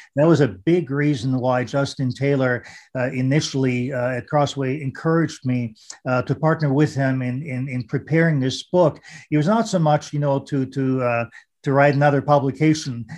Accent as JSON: {"language": "English", "region": "Vienna", "country": "Austria", "tie": "born or raised there", "second_language": "English", "moved": "yes", "lives_now": "United States", "said": "growing up in Austria and Vienna and, you know, uh, speaking German"}